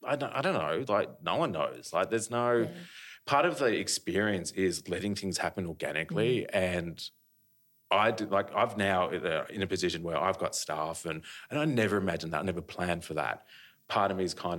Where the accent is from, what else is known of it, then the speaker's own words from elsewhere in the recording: Australia; I'm an Australian artist